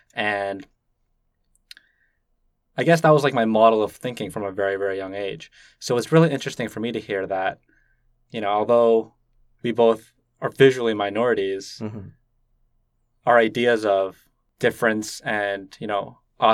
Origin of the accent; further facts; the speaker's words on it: Toronto, Ontario, Canada; first language Cantonese; English is a second language; I grew up in Scarborough, which is like a very diverse community. But English wasn't my first language. English was my second language. I spoke Cantonese first.